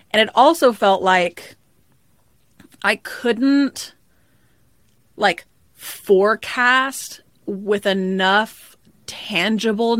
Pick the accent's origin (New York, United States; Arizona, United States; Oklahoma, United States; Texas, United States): Texas, United States; Dallas; I'm from Dallas, Texas, and we never get any snow